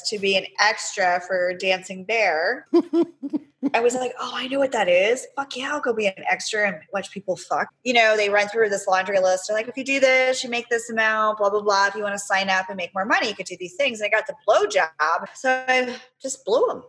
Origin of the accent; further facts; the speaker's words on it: Pennsylvania, United States; moved away as an adult; I grew up in Pennsylvania